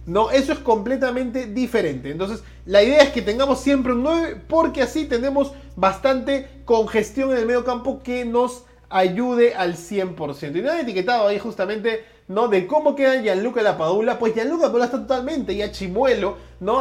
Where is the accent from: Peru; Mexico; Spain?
Peru; como buen peruano